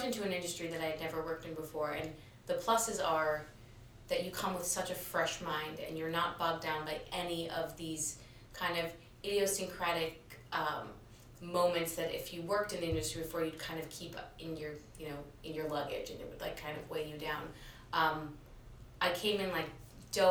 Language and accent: English; New York City, New York, United States; I was born and raised in New York